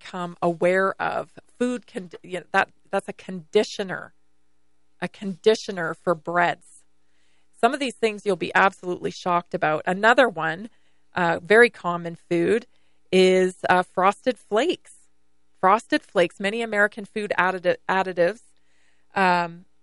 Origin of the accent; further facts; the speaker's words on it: British Columbia, Canada; now in United States; growing up in British Columbia, Canada